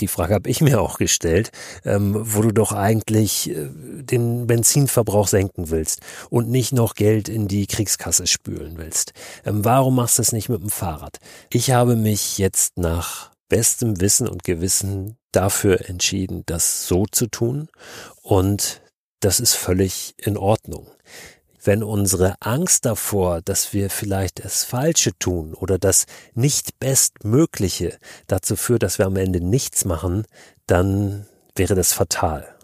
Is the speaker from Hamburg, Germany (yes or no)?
yes; Hamburg, Germany; Wir als Norddeutsche, ich komme aus Hamburg